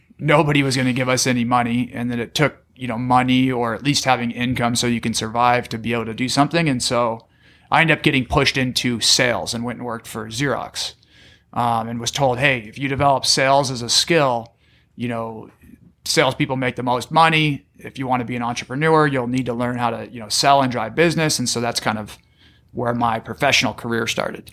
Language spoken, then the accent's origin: English; San Diego, California, United States; also born or lived in Arizona; I grew up in San Diego, went to La Jolla High School